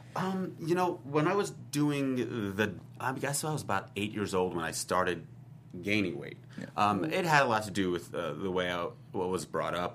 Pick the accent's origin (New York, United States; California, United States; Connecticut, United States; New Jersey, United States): New York, United States; now in Los Angeles, United States; I'm a New Yorker